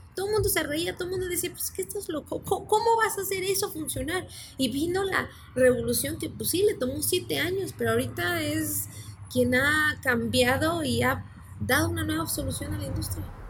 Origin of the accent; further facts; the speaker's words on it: Mexico; moved away; yo soy mexicana